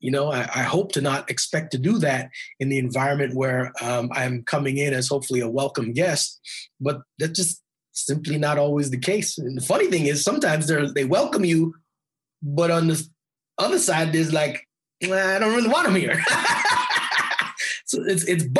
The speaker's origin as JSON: {"language": "English", "town": "Edmonton", "region": "Alberta", "country": "Canada", "tie": "born or raised there", "said": "I grew up in Edmonton, Alberta, which is north of Montana in Canada, right?"}